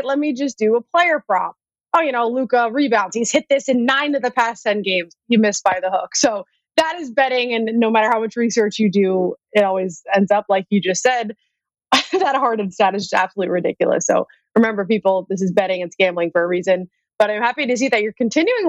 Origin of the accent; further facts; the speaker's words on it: New England, United States; I'm from New England